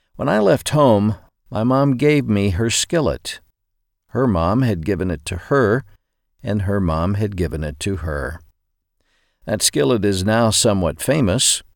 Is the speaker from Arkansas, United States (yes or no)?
yes; Arkansas, United States; Growing up in Arkansas